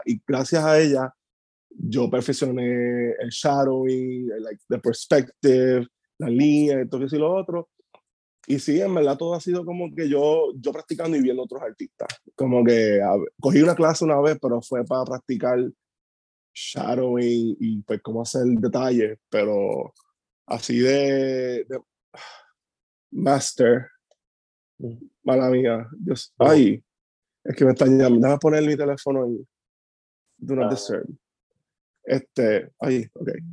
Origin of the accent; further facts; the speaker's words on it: Maunabo, Puerto Rico; also born or lived in Caguas / Patillas; now in Humacao, Puerto Rico; Yo nací en Cagua, me crié en Maunabo y Patilla y vivo ahora en Macao